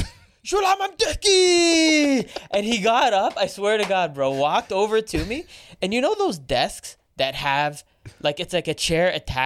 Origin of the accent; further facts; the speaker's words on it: Saudi Arabia; born there; So I was born in Saudi Arabia. But my parents are Egyptian.